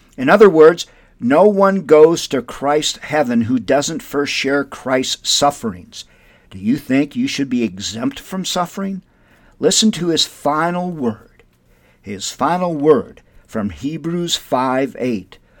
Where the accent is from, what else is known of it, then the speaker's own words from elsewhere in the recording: Windom, Minnesota, United States; moved away as an adult; now in Albuquerque, United States; my hometown of Wyndham, Minnesota